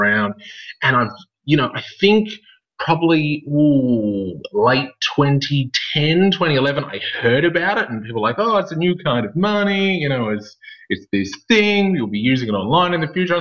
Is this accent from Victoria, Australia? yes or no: yes; Melbourne, Victoria, Australia; now in Gold Coast, Australia; I'm from Melbourne